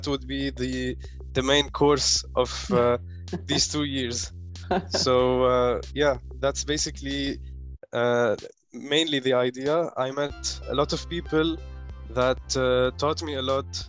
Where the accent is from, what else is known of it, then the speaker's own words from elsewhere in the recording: Lebanon; moved away as an adult; also born or lived in Qatar; I'm a Lebanese guy who's been born and raised in Lebanon